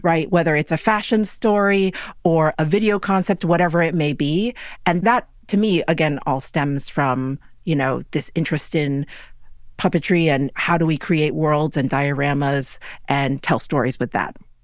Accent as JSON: {"language": "English", "town": "New York City", "region": "New York", "country": "United States", "tie": "born or raised there", "said": "growing up in New York City is not normal."}